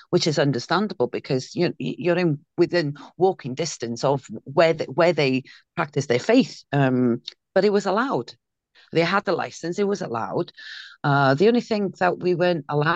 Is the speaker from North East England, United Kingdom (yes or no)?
no; Caernarfon, Wales, United Kingdom; was well known in Carnarvon, had been, which is my hometown